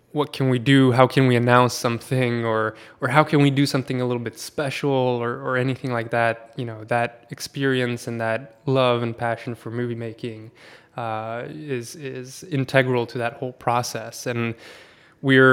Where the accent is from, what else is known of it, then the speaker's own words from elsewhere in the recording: Sweden; moved away as an adult; also born or lived in Poland; I'm born and raised in Sweden for 19 years, and then I moved to Poland for a couple of years